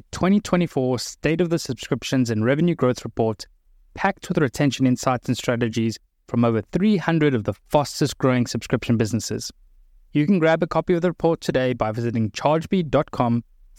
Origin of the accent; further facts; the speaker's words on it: South Africa; moved away; I grew up in South Africa, so I was fortunate to spend a lot of time in what we call the bush, like Americans call safari.